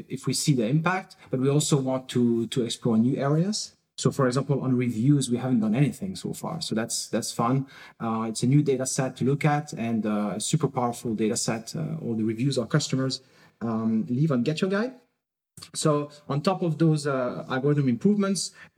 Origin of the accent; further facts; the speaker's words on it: France; now in Berlin, Germany; I'm originally from France